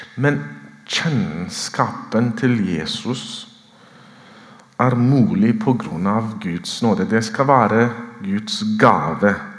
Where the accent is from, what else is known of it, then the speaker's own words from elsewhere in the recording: Ethiopia; moved away as an adult; now in Oslo, Norway; født og vokst opp i Etiopia